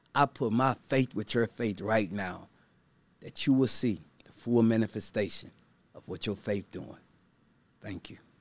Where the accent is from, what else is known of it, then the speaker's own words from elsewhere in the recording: Baton Rouge, Louisiana, United States; I'm from Baton Rouge, Louisiana